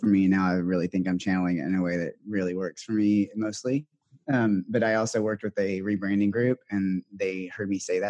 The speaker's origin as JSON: {"language": "English", "region": "the South", "country": "United States", "tie": "born or raised there", "moved": "yes", "lives_now": "San Francisco, United States", "said": "I was raised in the South"}